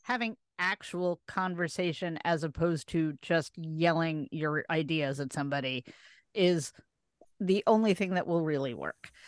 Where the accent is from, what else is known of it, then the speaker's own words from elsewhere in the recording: Las Vegas, Nevada, United States; So I grew up in Vegas